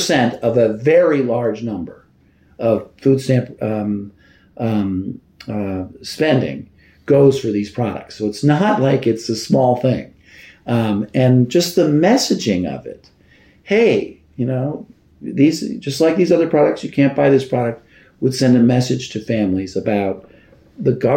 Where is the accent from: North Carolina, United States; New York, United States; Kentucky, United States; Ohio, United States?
New York, United States; New York City; also born or lived in Washington, D.C.; I'm a Brooklyn boy. I grew up in Brooklyn